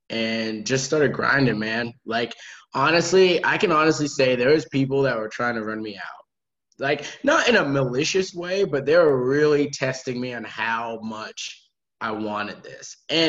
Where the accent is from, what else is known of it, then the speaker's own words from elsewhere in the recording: New England, United States; But I wouldn't replace growing up in New England with growing up anywhere. I think New England teaches you a lot about how to community, right?